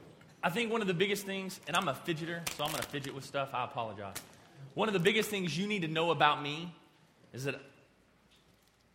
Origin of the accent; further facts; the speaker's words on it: Amarillo, Texas, United States; I'm from Amarillo.